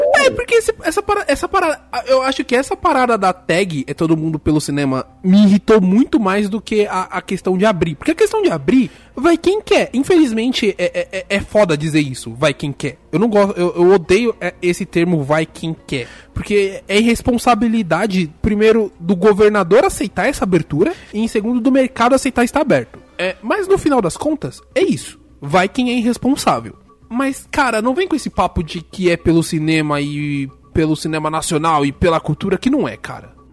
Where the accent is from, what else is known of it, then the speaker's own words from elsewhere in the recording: São Paulo, Brazil; a gente é de São Paulo